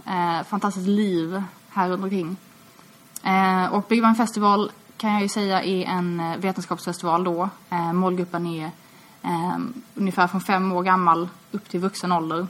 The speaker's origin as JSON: {"language": "Swedish", "town": "Malmö", "region": "Skåne", "country": "Sweden", "tie": "born or raised there", "said": "Jag är uppvuxen i Malmö, eh, och jag har alltid bott här."}